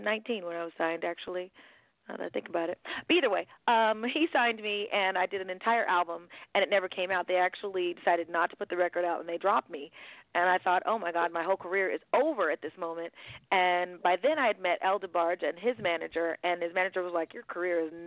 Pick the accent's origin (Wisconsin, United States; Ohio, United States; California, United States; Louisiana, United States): California, United States; San Diego; also born or lived in San Francisco; when I was growing up in San Diego, I was born in San Francisco, but I lived in San Diego for a good amount of time